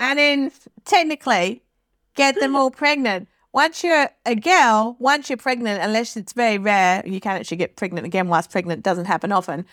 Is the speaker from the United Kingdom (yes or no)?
yes; England, United Kingdom; now in Australia; I'm originally from England